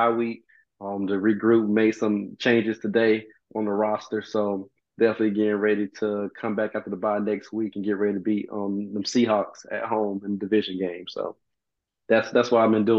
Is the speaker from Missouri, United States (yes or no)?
no; Orlando, Florida, United States; moved away; I'm from Orlando, Florida.